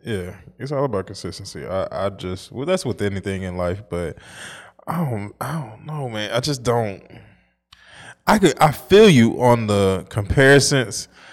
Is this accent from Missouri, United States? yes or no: yes; St. Louis, Missouri, United States; I'm from Saint Louis, but it's the Midwest